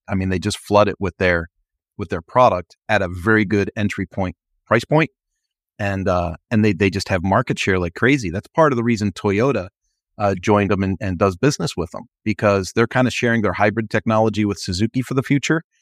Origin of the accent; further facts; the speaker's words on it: Philadelphia, Pennsylvania, United States; I rode that thing, rain, snow, sleet, hail, growing up in Philadelphia